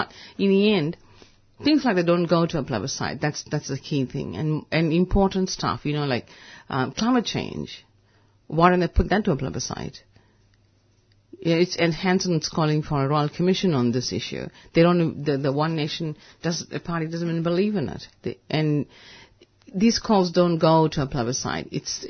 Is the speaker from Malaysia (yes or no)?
yes; Malaysia; You know, I could come from India, but I'm actually from Malaysia.